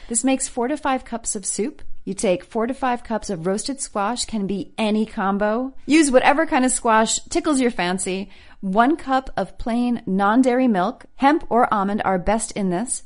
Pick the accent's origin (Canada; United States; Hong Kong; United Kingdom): United States; East Coast; now in Los Angeles, United States; I grew up on the East Coast